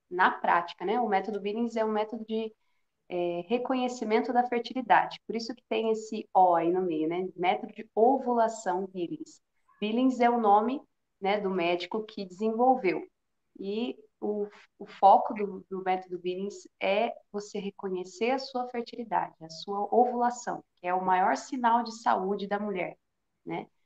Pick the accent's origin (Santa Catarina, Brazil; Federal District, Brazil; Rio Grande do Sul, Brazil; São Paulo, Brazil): São Paulo, Brazil; Piedade; sou aqui de Piedade, interior de São Paulo, pertinho aí de Sorocaba.